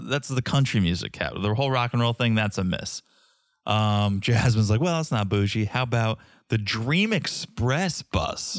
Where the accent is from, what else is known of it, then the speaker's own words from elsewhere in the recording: Hamden, Connecticut, United States; I grew up in Connecticut, around Quinnipiac area, Quinnipiac University, and about fifteen, twenty minutes away is downtown New Haven